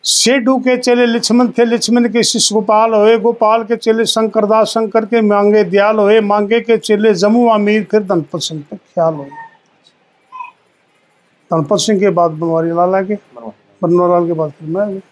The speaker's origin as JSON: {"language": "Hindi", "area": "Khanda village near Igra", "region": "Haryana", "country": "India", "tie": "born or raised there", "said": "मेरे गांव में एक निहाल धानक संघ ही होया करता खांडे"}